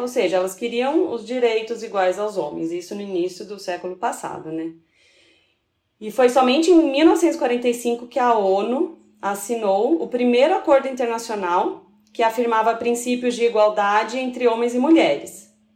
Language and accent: Portuguese; São Paulo, Brazil; moved away as an adult; now in Três Corações, Brazil; eu sou de São Paulo, capital